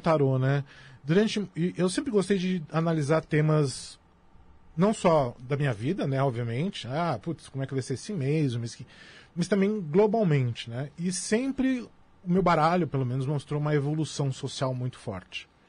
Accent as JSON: {"language": "Portuguese", "region": "São Paulo", "country": "Brazil", "tie": "born or raised there", "said": "eu sou da zona sul de São Paulo. É, eu sou da região de Guarapiranga nos anos 80, a região de Guarapiranga era uma das regiões mais violentas da cidade de São Paulo. A polícia não entrava lá. Era muito comum na minha infância ver cadáver na rua"}